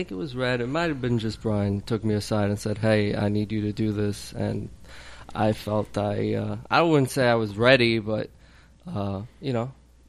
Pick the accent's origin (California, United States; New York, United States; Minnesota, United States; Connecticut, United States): New York, United States; New York City; I'm from Queens.